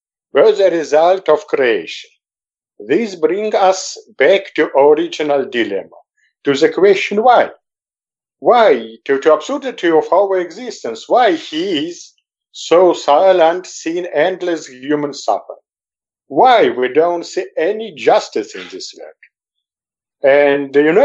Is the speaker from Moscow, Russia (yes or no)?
yes; Moscow, Russia; moved away as an adult; now in Jerusalem, Israel; I was born in Moscow in '60, was fond of journalism, worked in many Soviet editions